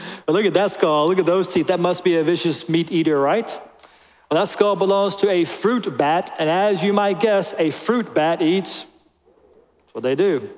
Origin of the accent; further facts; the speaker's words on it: North Carolina, United States; also born or lived in Kentucky; I'm from North Carolina. That's my people